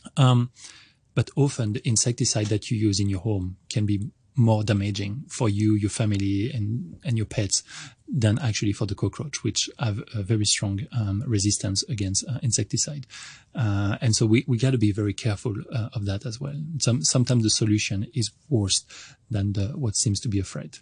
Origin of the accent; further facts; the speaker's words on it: France; English is a second language; moved away as an adult; also born or lived in Montreal, Canada; now in Hong Kong; I'm originally from France, and I started going to college there